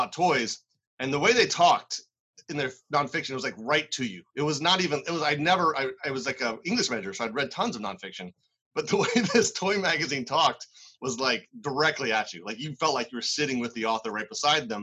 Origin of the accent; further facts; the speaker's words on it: Maryland, United States; moved away as an adult; now in New England, United States; I grew up in Maryland